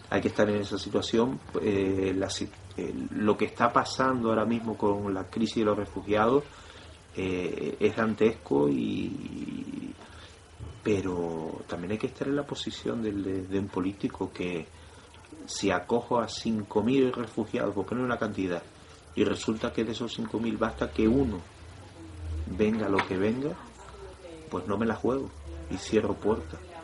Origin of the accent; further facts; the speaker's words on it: Canary Islands, Spain; Nosotros los canarios